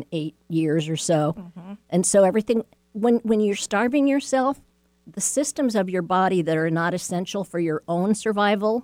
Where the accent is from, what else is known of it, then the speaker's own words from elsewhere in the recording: Beverly Hills, California, United States; growing up in Beverly Hills